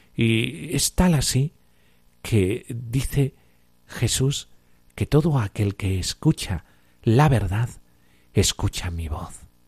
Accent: Cáceres, Extremadura, Spain; soy extremeño y de Cáceres

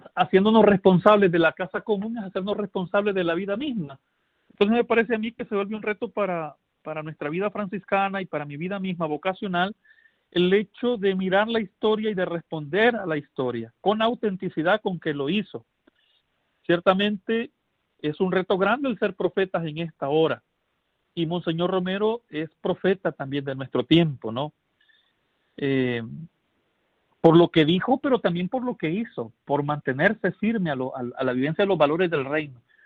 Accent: El Salvador; en mi país

